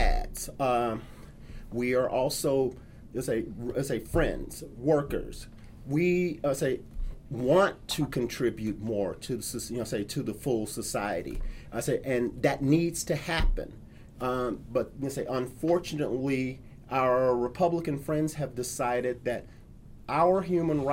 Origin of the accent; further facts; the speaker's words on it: Houston, Texas, United States; my hometown of Houston